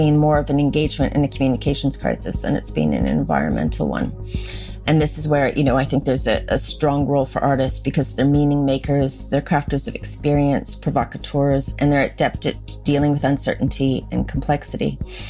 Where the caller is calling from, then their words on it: Castlemaine, Victoria, Australia; I'm calling in from Jarrah Country up in Castlemaine in central Victoria.